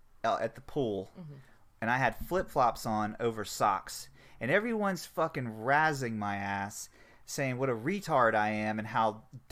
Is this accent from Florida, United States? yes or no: yes; Florida, United States; I'm from Florida, okay?